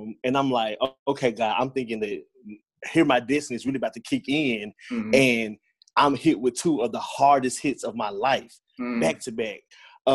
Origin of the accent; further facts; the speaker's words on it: Brownsville, Tennessee, United States; also born or lived in Jackson, Tennessee; I am from the West Tennessee area, originally from Brownsville, Tennessee. I reside in Jackson. Grew up here, pretty much a big part of my life